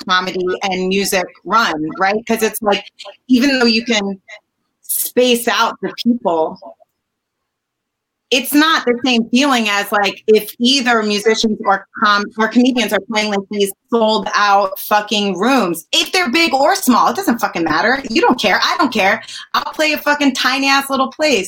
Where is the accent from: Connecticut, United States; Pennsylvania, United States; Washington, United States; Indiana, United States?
Connecticut, United States; also born or lived in Manhattan; I'm from Connecticut.